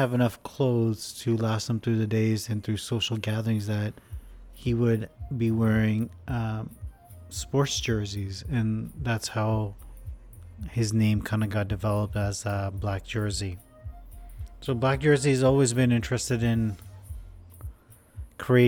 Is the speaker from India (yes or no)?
yes; India; growing up in India